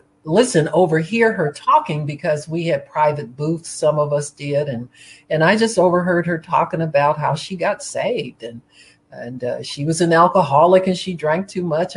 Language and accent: English; Cleveland, Ohio, United States; I was born in Cleveland, Ohio.